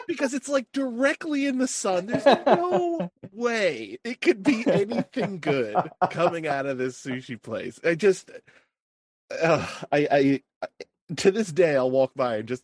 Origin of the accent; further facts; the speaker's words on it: New Jersey, United States; I'm from New Jersey